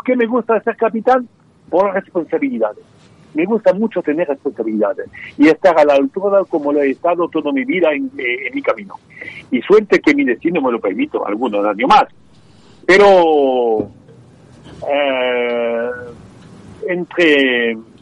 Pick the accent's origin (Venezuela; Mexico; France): France; Spanish is a second language; Yo nací en el campo y fui en mi juventud campesino. Y, yo hablo perfectamente el dialecto de la gente campesina de Francia.